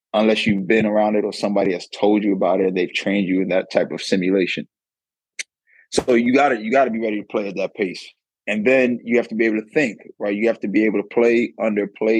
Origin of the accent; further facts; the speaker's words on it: Silver Spring, Maryland, United States; moved away as an adult; also born or lived in Riverside, California / United Kingdom / Denmark / Portugal; I grew up in Silver Spring, Maryland, obviously a suburb of D.C.